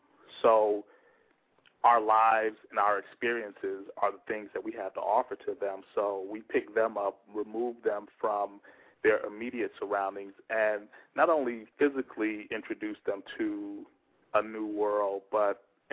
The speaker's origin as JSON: {"language": "English", "town": "Harvey", "region": "Illinois", "country": "United States", "tie": "born or raised there", "also_born_or_lived": "Carbondale, Illinois / Los Angeles, California", "lives_now": "Chicago, United States", "said": "I'm originally from Ida B. Wells, 39th and King Drive. Moved from there to Harvey, Illinois, where I was raised."}